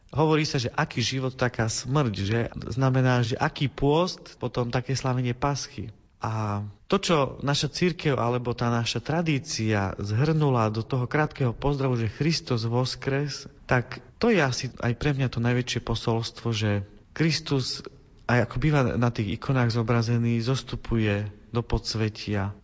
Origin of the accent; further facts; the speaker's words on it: Prešov, Prešov Region, Slovakia; now in Bratislava, Slovakia; ja pochádzam z východného Slovenska, z Prešova, tam som sa narodil